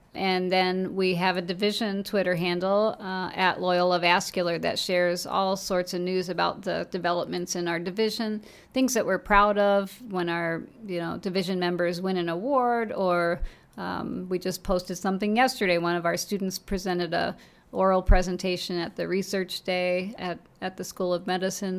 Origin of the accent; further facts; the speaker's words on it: Long Island, New York, United States; moved away as an adult; also born or lived in Saint Louis / Chicago; I actually grew up on Long Island, New York